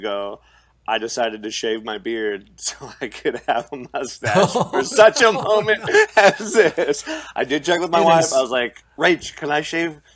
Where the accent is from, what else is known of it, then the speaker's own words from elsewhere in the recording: Pacific Northwest, United States; moved away; I come from the Pacific Northwest